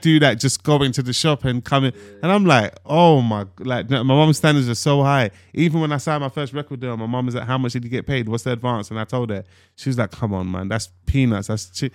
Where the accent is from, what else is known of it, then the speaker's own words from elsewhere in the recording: London, United Kingdom; I'm from North London, Tottenham, Broad Water Farm to be specific.